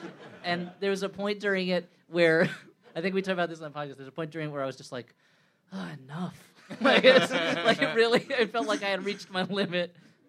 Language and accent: English; New York, United States; I'm an asshole from New York.